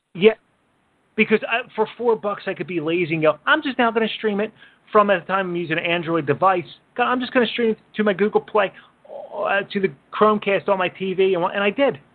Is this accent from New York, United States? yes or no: no; Philadelphia, Pennsylvania, United States; I grew up in Northeast Philly